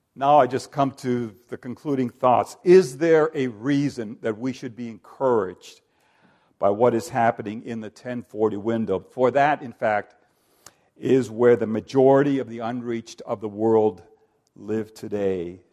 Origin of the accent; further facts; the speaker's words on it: Finland; I'm ethnically Finnish. I come from Finland